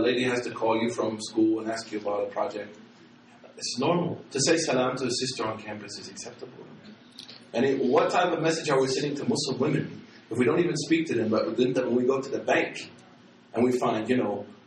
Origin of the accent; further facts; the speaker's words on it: Oklahoma City, Oklahoma, United States; I'm from Oklahoma City